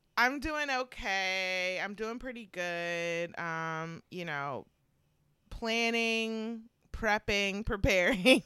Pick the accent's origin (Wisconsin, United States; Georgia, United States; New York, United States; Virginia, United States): Georgia, United States; also born or lived in Syracuse; now in Pittsburgh, United States; when I was younger, living, growing up in Georgia